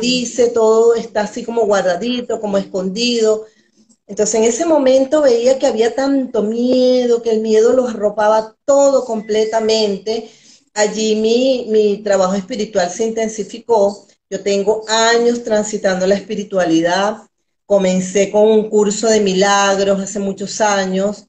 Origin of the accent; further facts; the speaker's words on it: Venezuela; also born or lived in Valencia, Venezuela; soy una mujer venezolana, todavía viviendo en Venezuela